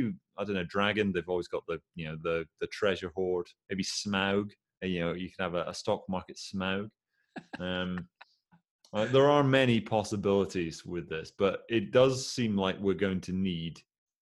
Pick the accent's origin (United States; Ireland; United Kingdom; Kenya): United Kingdom; Aberdeen, Scotland; I say that as an Aberdonian